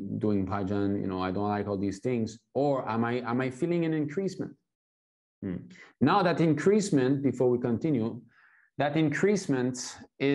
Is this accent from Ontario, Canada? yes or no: no; Montreal, Quebec, Canada; now in China; I was born in ISKCON in Montreal